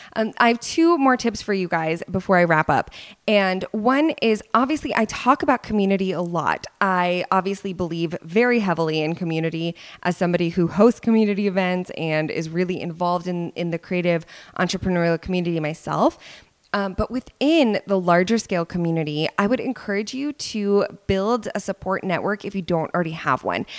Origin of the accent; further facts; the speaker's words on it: Dallas, Texas, United States; here in Dallas, my hometown